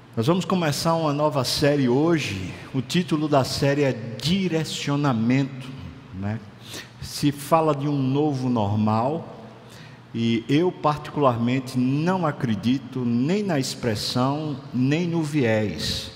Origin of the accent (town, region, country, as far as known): Brazil